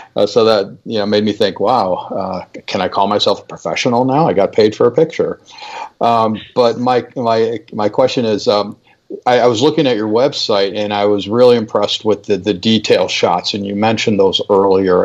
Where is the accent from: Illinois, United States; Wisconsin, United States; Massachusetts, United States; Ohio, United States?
Illinois, United States; Chicago; I'm from Chicago